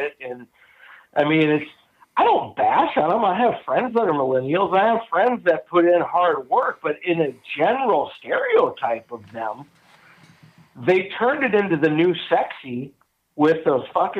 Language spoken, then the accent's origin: English; Wisconsin, United States; growing up in Wisconsin, we musky fished.